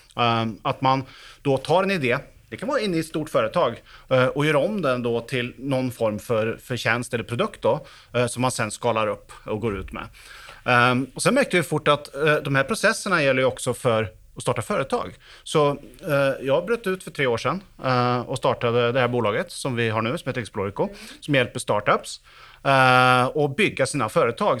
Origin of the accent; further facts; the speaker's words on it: Sweden; now in Oslo, Norway; jag är uppväxt i Sverige så jag snackar svenska också